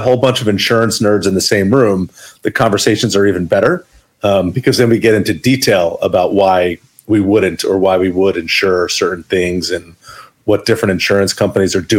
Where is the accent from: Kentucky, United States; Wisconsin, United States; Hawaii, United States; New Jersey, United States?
New Jersey, United States; Maplewood; I grew up in Maplewood. It was my early childhood